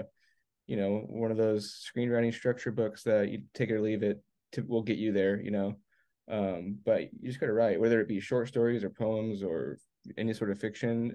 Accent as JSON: {"language": "English", "region": "Arizona", "country": "United States", "tie": "born or raised there", "also_born_or_lived": "Los Angeles / Virginia", "moved": "yes", "lives_now": "outside Washington DC, United States", "said": "I grew up in Arizona"}